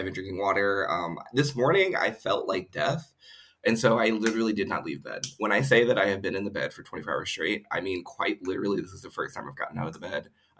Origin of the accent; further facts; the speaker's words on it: Ohio, United States; moved away as an adult; also born or lived in Columbus, Ohio / Spain; now in San Francisco, United States; I'm originally from Ohio